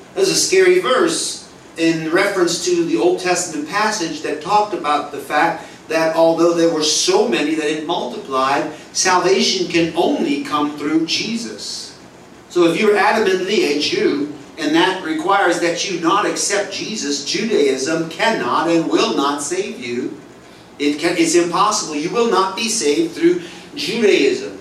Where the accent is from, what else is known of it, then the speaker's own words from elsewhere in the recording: United States; moved away as an adult; now in Singapore; I am obviously American